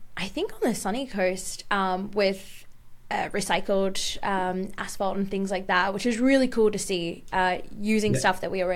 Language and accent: English; Dubai, United Arab Emirates; now in Australia; I grew up in Dubai